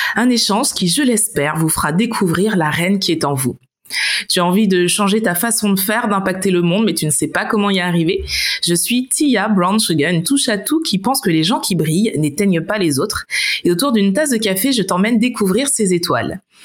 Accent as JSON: {"language": "French", "country": "Martinique", "also_born_or_lived": "United States", "moved": "as an adult", "lives_now": "Berlin, Germany", "said": "je viens de la Martinique"}